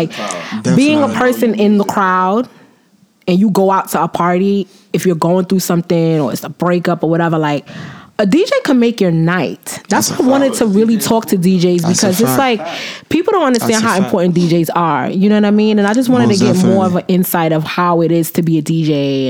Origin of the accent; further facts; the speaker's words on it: Brooklyn, New York, United States; Not really, not all the way. I'm still from Brooklyn, all day.